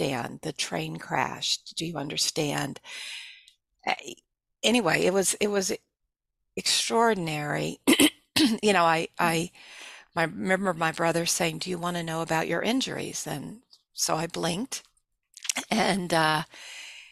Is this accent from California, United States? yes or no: no; Texas, United States; moved away; I grew up in Texas